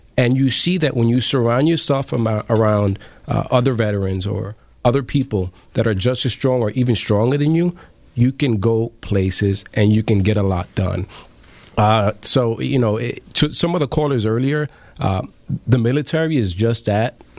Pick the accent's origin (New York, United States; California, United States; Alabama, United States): New York, United States; New York City; I grew up in the in the South Bronx in uh, Bronx River Housing Project